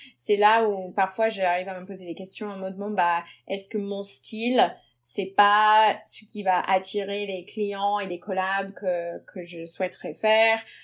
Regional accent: United States; French is a second language; moved away as an adult; now in Paris, France; je suis américaine d'origine. Euh, je suis arrivée à Paris il y a 9 ans à peu près et j'ai été naturalisée française depuis

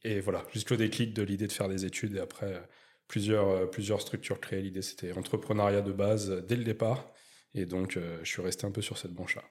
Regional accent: Chaumontel, Île-de-France, France; moved away as an adult; now in Bordeaux, France; nord parisien de base je suis je suis de, je suis de Chaumontel, Luzarche, le 95 de Val d'Oise

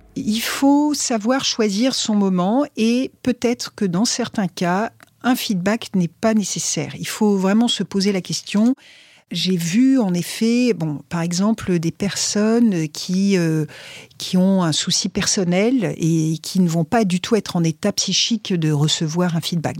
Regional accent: France; en tant que Français

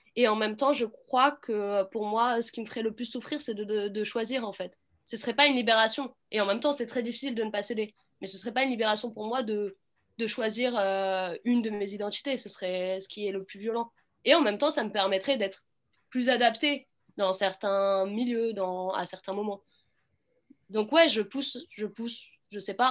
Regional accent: Clichy-sous-Bois, Île-de-France, France; J'ai grandi à Clichy-sous-Bois.

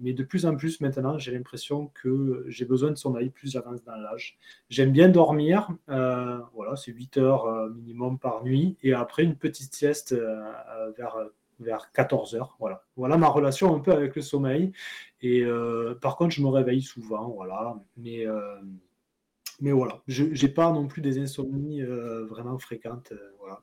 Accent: Pompignan, Occitania, France; moved away as an adult; now in Guadeloupe, France; je suis originaire du Gard, un petit village qui s'appelle Pompignan

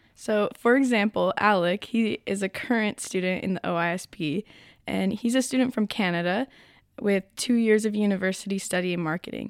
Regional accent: United States; now in France; I come from the United States

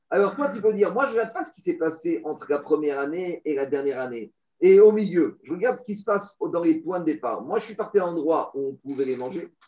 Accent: Tiberias, Northern District, Israel; En gros, moi, j'ai réussi à faire une bonne affaire parce que je viens de Tibériade.

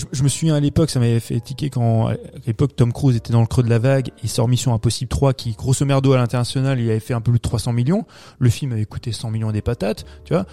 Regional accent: France; chez nous en France

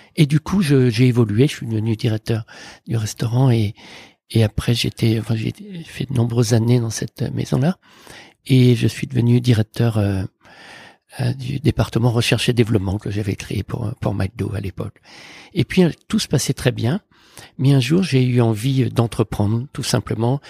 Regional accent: near Morlaix, Brittany, France; moved away; j'ai grandi en Bretagne avec mes parents, mon frère et ma sœur, dans un petit village près de Morlaix, à Tolé exactement

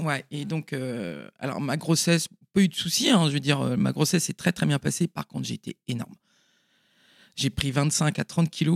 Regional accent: Paimpol, Brittany, France; je suis née à Paimpol en 1970

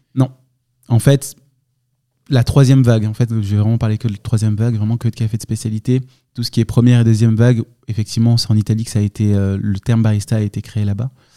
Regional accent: Lançon-Provence, Provence-Alpes-Côte d'Azur, France; also born or lived in Marseille; C'était une enfance assez, assez cool en Provence, dans un petit village

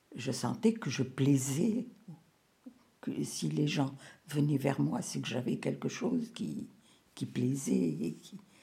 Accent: Rabat, Rabat-Salé-Kénitra, Morocco; moved away as an adult; now in France; Je suis née au Maroc, à Rabat. J'y ai vécu jusqu'à l'âge de 30 ans.

